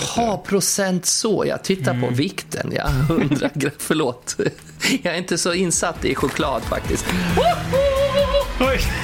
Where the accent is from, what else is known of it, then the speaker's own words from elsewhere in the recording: Skutskär, Uppsala County, Sweden; jag kommer från Skutskär